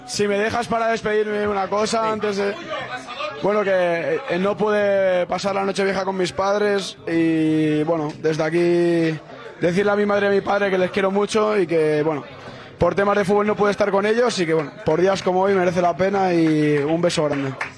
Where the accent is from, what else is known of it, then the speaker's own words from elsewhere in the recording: Madrid, Community of Madrid, Spain; Yo soy de Madrid